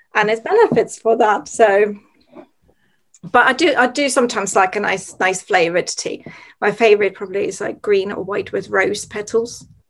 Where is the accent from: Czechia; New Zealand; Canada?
Czechia; moved away; growing up in Czech Republic